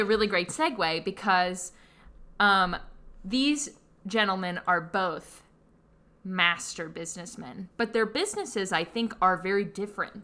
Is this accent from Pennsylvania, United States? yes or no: yes; Pittsburgh, Pennsylvania, United States; I'm from Pittsburgh